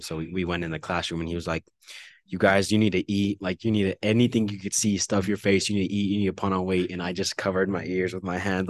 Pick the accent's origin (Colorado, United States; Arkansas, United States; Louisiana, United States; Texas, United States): Texas, United States; El Paso; living in the Northeast and going to school on the East Side